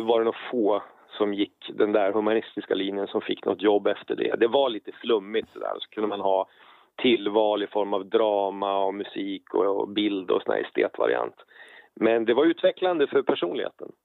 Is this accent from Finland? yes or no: no; Karlstad, Värmland, Sweden; Jag är född 1971 i Karlstad nere i Värmland